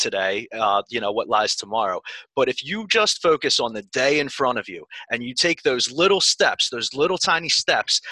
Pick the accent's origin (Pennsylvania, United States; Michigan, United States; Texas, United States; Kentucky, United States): Pennsylvania, United States; Philadelphia; I'm from Philadelphia. I grew up basically like walking distance from the Armory on Southampton and the Boulevard